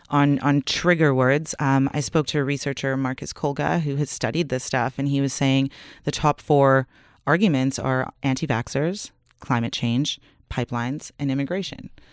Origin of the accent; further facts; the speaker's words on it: Canada; we're Canadian